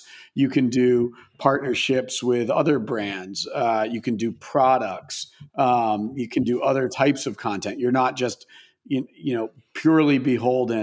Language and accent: English; Maine, United States; I grew up in Maine, and like pretty rural suburb, if you could even call it that in Maine